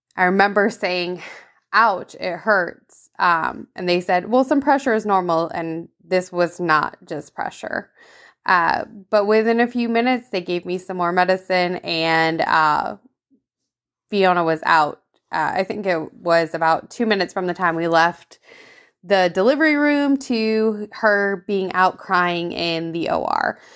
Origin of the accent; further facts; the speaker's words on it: Vermont, United States; moved away; I grew up in Vermont